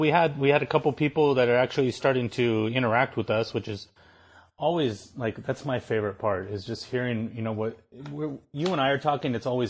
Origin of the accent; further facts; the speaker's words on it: United States; as an American